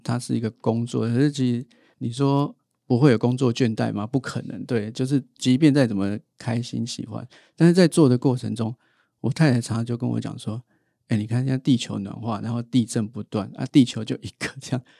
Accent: Taipei, Taiwan; 我是台北人

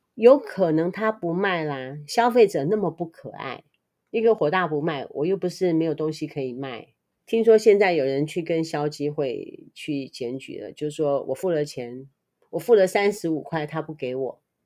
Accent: Taiwan; 身为台湾人的我

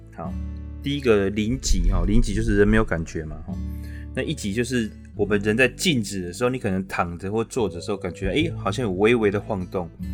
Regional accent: Taiwan; 我们台湾人其实对医疗专业其实是很， 很信任的

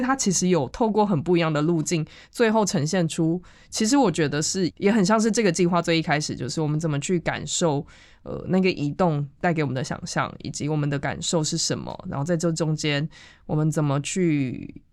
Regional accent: Changhua, Changhua County, Taiwan; 我是从彰化来的

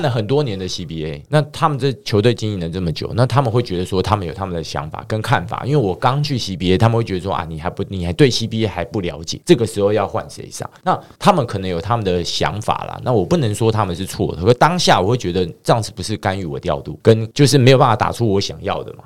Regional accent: Taiwan; 大家都知道我是台湾来的，然后中华队教练

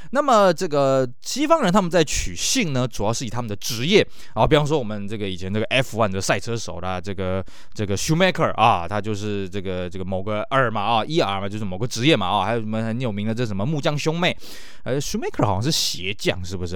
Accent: Taiwan; 尤其像呢，这个我们台湾这边呢

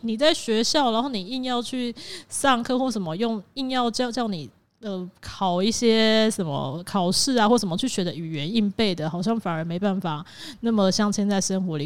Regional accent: Kaohsiung, Taiwan; also born or lived in Meinong / Taipei; 我算一岁前住在这边，然后之后呢，就搬到高雄市去了，然后就在高雄市念书，又在台北

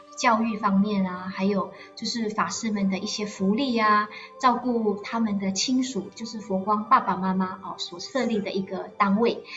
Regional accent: Malaysia; moved away as an adult; now in Taiwan; 因为我也是马来西亚人

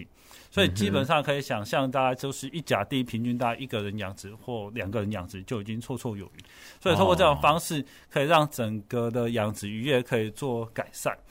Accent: Taiwan; 所以，台湾的这个生产好的产品，能不能让我们台湾人可以优先的享用，让人民有这个吃鱼的幸福感？

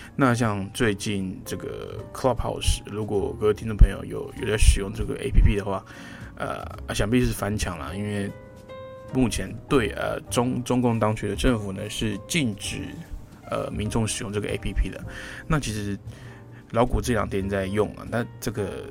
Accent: Taiwan; 那那其实我们台湾人啊，在听这个啊，尤其是这个普通话

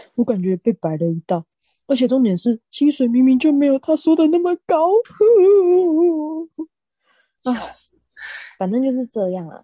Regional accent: Taiwan; 我们台湾人

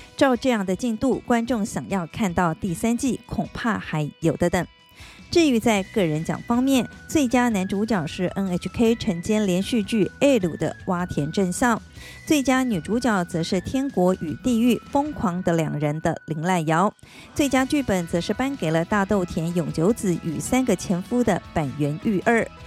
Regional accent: Taiwan; Taiwan kara kimashita

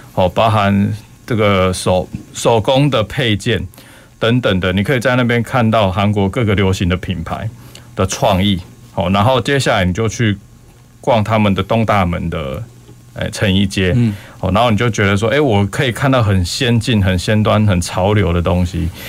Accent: Railway New Village, Kaohsiung, Taiwan; 我本身是客家人，因为我爷爷就是铁路新村那边的，台铁节约员工，我在那边长大

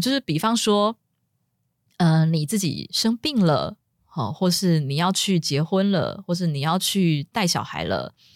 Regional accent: Taiwan; 像我们中国呃我们台湾

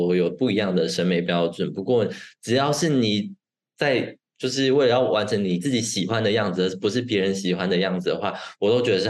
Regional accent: Taiwan; moved away as an adult; now in Germany; 毕竟我们是在台湾长大的嘛

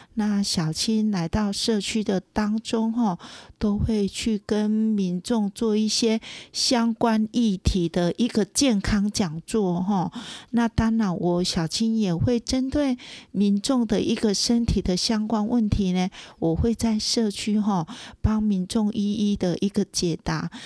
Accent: Tainan, Taiwan; moved away as an adult; also born or lived in Kaohsiung; now in Puli, Taiwan; 我本身是台南人

